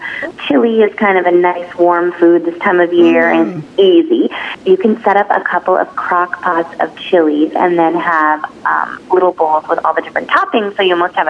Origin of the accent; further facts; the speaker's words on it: Boston, Massachusetts, United States; now in New York City, United States; because I'm from Boston.